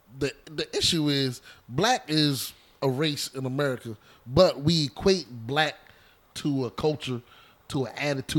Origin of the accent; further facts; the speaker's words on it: Annapolis, Maryland, United States; I'm from Annapolis too, man. Bywater.